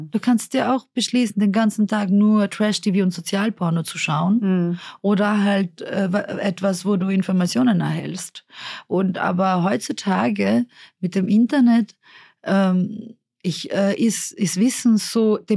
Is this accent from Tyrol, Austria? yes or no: yes; Innsbruck, Tyrol, Austria; Und ich bin halt davor in Innsbruck aufgewachsen.